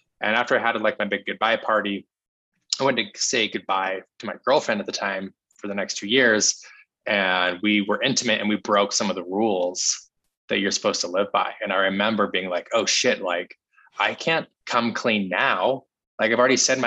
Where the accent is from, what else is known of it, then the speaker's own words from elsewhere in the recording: Salt Lake City, Utah, United States; I was raised in Salt Lake City, Utah, which has a really strong Mormon population.